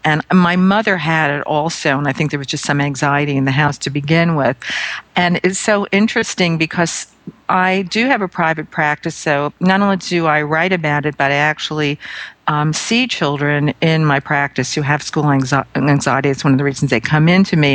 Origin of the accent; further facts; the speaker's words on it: New York City, New York, United States; I'm from Brooklyn, New York